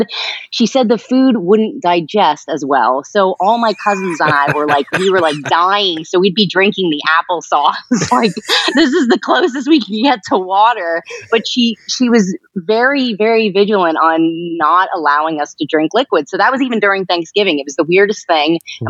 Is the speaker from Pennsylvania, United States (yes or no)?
yes; East Stroudsburg, Pennsylvania, United States; born there; So I was born in East Stroudsburg, Pennsylvania.